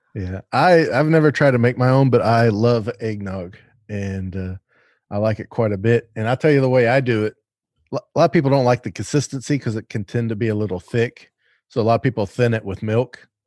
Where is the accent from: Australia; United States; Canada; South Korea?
United States; the South; I'm from the South